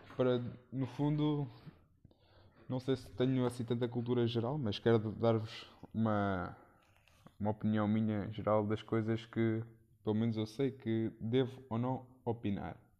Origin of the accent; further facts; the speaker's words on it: Leiria, Centro, Portugal; sou de Leiria